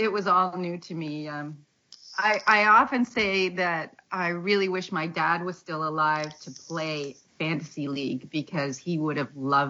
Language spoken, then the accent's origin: English; Canada; also born or lived in Southern Ontario; I'm a Canadian. I live in Southern Ontario.